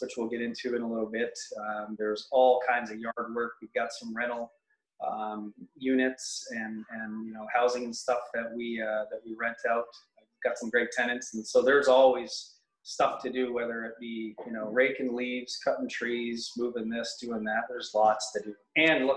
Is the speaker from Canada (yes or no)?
yes; Mount Albert, Ontario, Canada; moved away as an adult; also born or lived in Newmarket; now in Lindsay, Canada; I grew up in Mount Albert, went to public school in Mount Albert, and then went to high school in Newmarket.